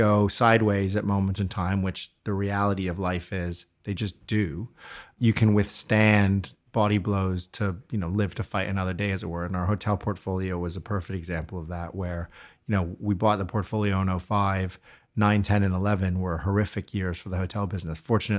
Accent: Canada; moved away; also born or lived in United Kingdom; I am a Brit technically, so I know I don't sound it, but if you spoke to my kids who make fun of my accent all the time, I think I've now officially lived here longer than I ever lived in Canada.

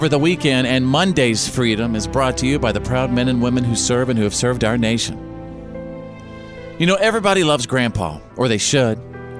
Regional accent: Bowie, Texas, United States; our weekends in Bowie, Texas, USA, that's my hometown in North

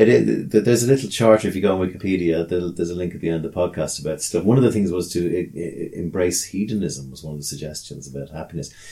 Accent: Ireland; as Irish people

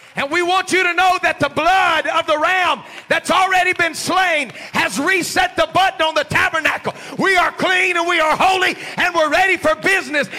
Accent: United States; we're so American

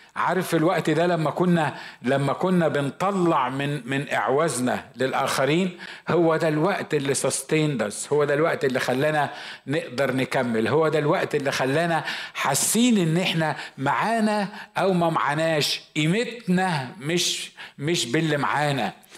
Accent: Egypt; عندنا في مصر

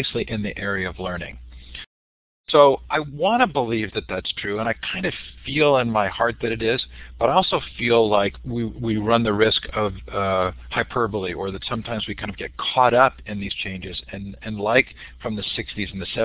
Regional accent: Stanford, California, United States; I grew up on Stanford campus.

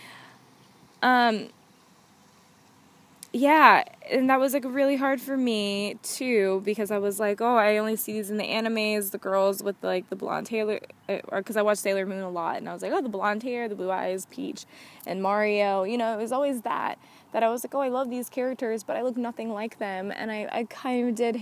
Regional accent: the South, United States; now in California, United States; I grew up in the South

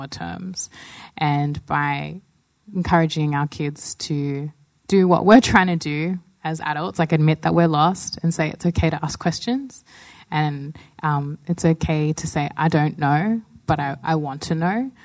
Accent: Pinjarra, Western Australia, Australia; I grew up in WA in the South Coast, about an hour south of Perth and 30 minutes inland, right near Pinjarra

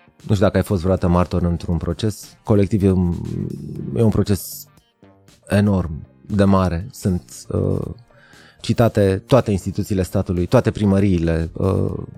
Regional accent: Arad, Arad County, Romania; am crescut la Arad

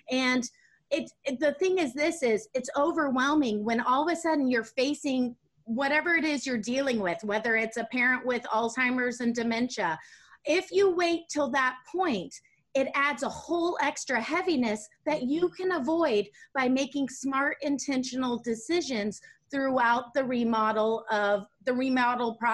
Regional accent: Germany; also born or lived in Netherlands; up in Germany and went to school in Holland. And I grew up seeing that culturally, that was the norm out of a, uh, in a lot of countries other than the United States.

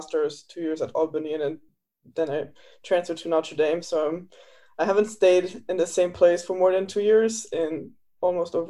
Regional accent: Luxembourg; moved away as an adult; now in United States; I'm from Luxembourg originally

